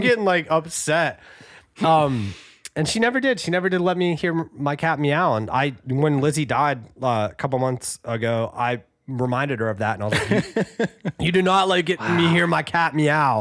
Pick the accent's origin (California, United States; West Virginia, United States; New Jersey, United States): West Virginia, United States; Morgantown; we're from Morgantown, West Virginia